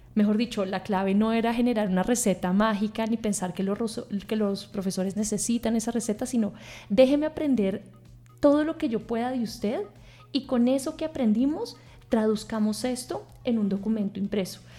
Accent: Bogotá, Colombia; yo soy bogotana, nací y fui, fui educada en, esta ciudad

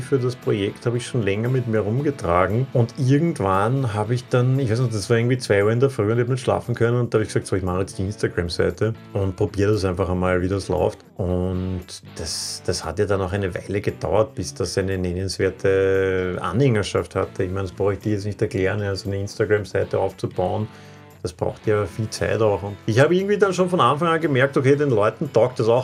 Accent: Vienna, Austria; Wiener, ja, und ich habe einen Großteil meines Lebens in Wien gelebt

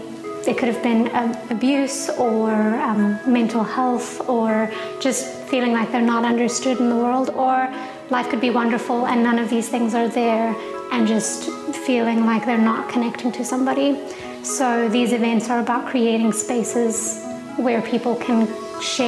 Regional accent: South Africa; moved away as an adult; now in New York City, United States; I'm from South Africa.

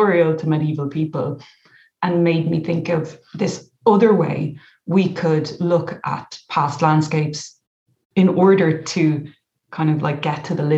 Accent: County Kildare, Leinster, Ireland; where I grew up in County Kildare

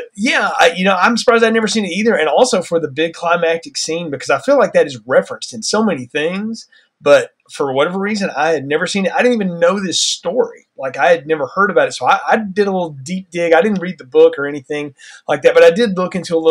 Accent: the South, United States; I grew up in the South, so Civil War, you know, subject matter in film has been something that it was just sort of around in my culture

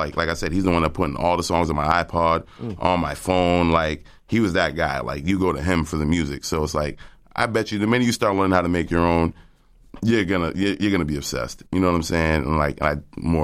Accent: Cambridge, Massachusetts, United States; I'm from Cambridge. I'm from the Port neighborhood of Cambridge.

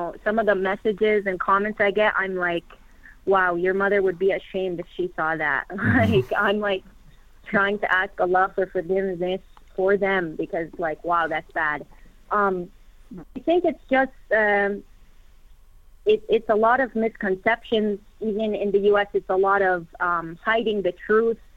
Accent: United States; I am an American Muslim revert

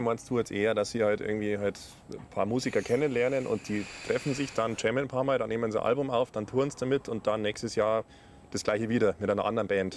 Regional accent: south of Munich, near Rosenheim, Bavaria, Germany; wir auch äh, quasi, ich äh, glaube, Luftlinie irgendwie so ein Kilometer oder was voneinander aufgewachsen sind. Äh, südlich von München, ja, in der Nähe von Rosenheim

